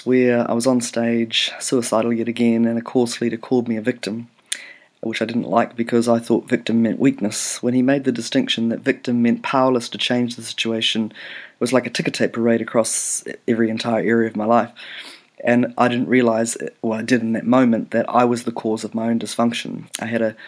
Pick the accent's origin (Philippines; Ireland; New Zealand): New Zealand; also born or lived in Canada; pretty much from the age of 6, 7, brought up in New Zealand